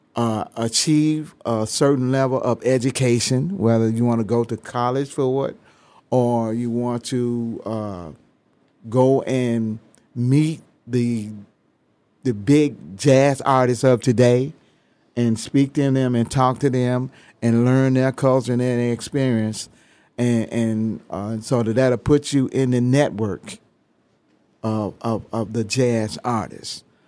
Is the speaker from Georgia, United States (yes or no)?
no; Memphis, Tennessee, United States; moved away; I'm from Memphis, Tennessee